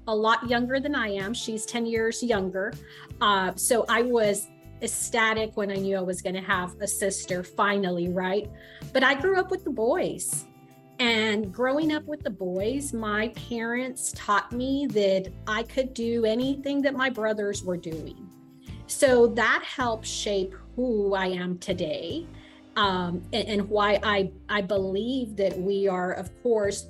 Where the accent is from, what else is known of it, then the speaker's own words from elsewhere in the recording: Mission, Texas, United States; also born or lived in McAllen, Texas; I was born in McAllen, raised in Mission, come from a large family